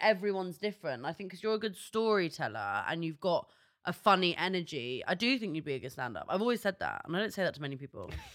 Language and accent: English; London, United Kingdom; I'm from North London